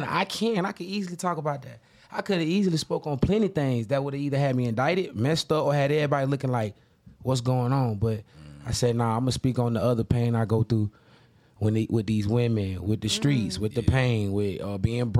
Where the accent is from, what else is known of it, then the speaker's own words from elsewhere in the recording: Jacksonville, Florida, United States; That's how my upbringing was, especially in Jacksonville.